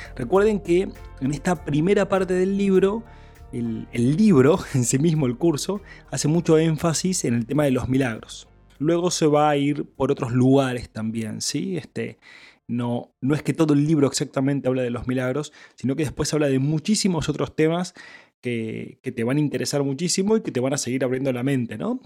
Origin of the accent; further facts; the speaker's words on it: Argentina; yo soy argentino